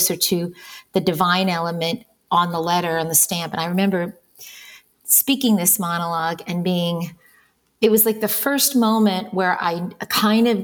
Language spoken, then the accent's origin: English; New York City, New York, United States; I was born in New York City, born to Olympia